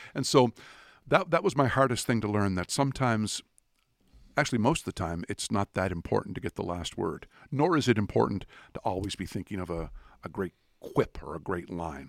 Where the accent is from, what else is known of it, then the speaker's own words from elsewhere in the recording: Atlantic Canada, Canada; also born or lived in Dartmouth, Nova Scotia; I'm from Atlantic Canada